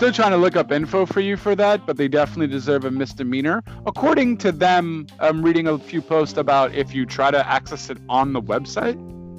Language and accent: English; Canada; accent: Canadian; I'm Canadian